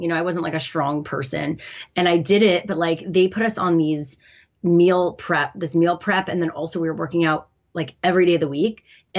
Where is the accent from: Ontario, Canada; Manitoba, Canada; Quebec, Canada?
Quebec, Canada; Montreal; Yeah, I'm Canadian.